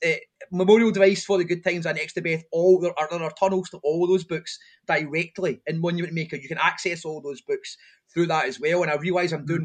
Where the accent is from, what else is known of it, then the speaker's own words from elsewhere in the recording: Airdrie, Scotland, United Kingdom; when I was growing up in Airdrie